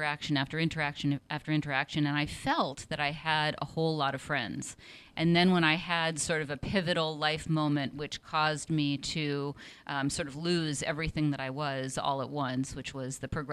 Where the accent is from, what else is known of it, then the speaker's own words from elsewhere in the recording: Seattle, Washington, United States; also born or lived in New York City; now in San Francisco, United States; I'm originally from Seattle.